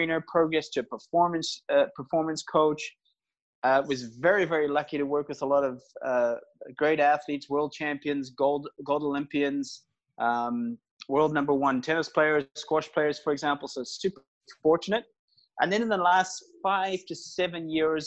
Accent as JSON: {"language": "English", "country": "South Africa", "tie": "born or raised there", "also_born_or_lived": "Northern Ireland", "said": "I was born in Northern Ireland. I was actually born in the same hospital as Rory McIlroy, the golfer. Then immigrated to South Africa. So that's probably where you hear the accent from when I was 6 years old. I was educated in South Africa"}